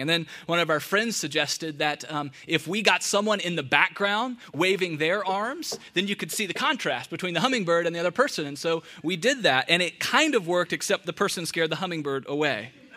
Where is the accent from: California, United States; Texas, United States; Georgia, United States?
Georgia, United States; Atlanta; now in Charlotte, United States; Growing up in Atlanta